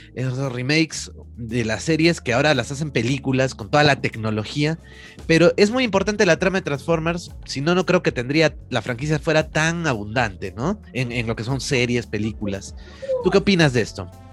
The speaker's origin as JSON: {"language": "Spanish", "country": "Peru", "said": "como tantos peruanos, ¿no? Que hemos sufrido esa época"}